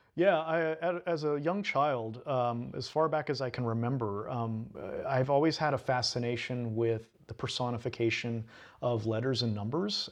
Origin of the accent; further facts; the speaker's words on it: Sweet Home, Oregon, United States; also born or lived in Eugene, Oregon; now in Portland, United States; I'm from Home, Oregon, as you mentioned, and I grew up in a that's a real small uh, logging town in the middle of the Cascades.